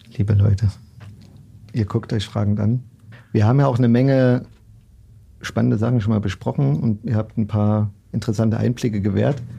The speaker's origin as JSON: {"language": "German", "town": "Leipzig", "region": "Saxony", "country": "Germany", "tie": "born or raised there", "said": "als gebürtiger Leipziger"}